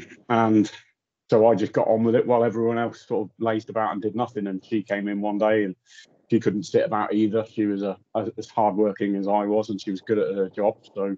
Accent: Germany; moved away; also born or lived in Anglesey, Wales; Okay, well, I was born on Anglesey, or Inishmon, as it's known locally. My father was in the RAF, and not long after I was born there with one of my other brothers, we moved out to Germany, spent the next sort of 12 to 13 years on and off in Germany.

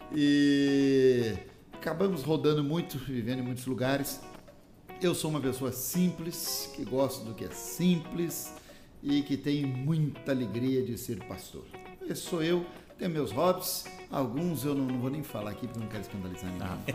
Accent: Minas Gerais, Brazil; moved away; also born or lived in Rio de Janeiro / Espírito Santo / Paraná / Bahia; eu nasci no Rio, cresci em Minas Gerais, mas casei com uma capixaba

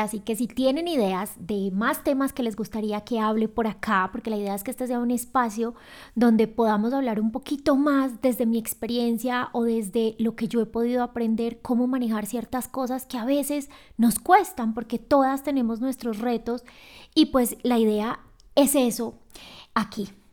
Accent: Medellín, Antioquia, Colombia; moved away as an adult; now in Quito, Ecuador; yo soy de Medellín y vivo en Quito, Ecuador.

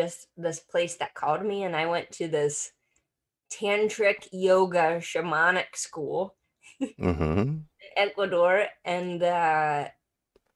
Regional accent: Kentucky, United States; I am from Kentucky

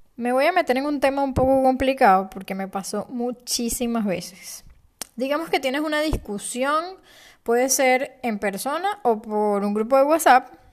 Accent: Venezuela; moved away as an adult; also born or lived in Panama City, Panama; Yo nací en Venezuela, y a los 24 años me mudé a la ciudad de Panamá.

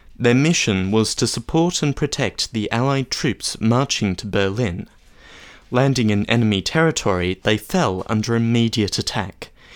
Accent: Australia; as an Australian

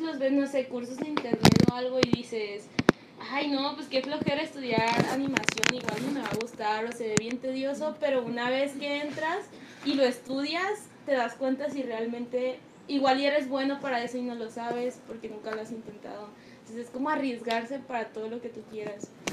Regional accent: Mazatlán, Sinaloa, Mexico; moved away; los tres venimos de Mazatlán

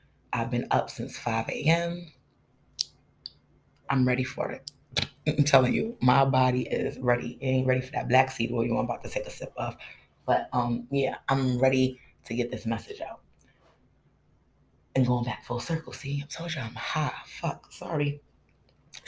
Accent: United States; as an American

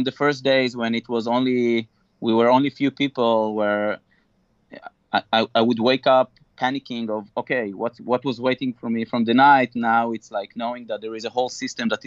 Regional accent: Israel; moved away as an adult; now in Mountain View, United States; I'm originally coming from Israel, where we started the company

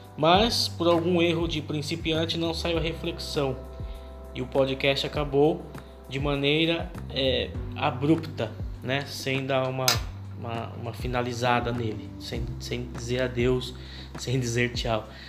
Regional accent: São Paulo, Brazil; nós somos de São Paulo

